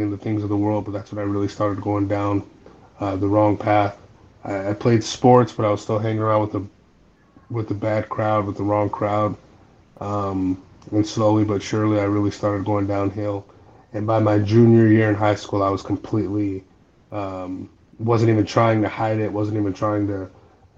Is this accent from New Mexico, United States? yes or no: yes; Albuquerque, New Mexico, United States; I'm from Albuquerque, New Mexico